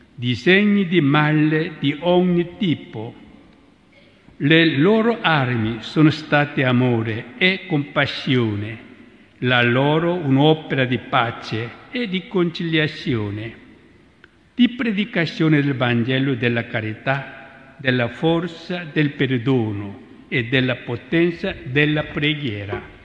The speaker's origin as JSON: {"language": "Italian", "country": "South Korea", "moved": "yes", "lives_now": "Rome, Italy", "said": "provengo dalla Corea, una terra bagnata dal sangue dei martiri"}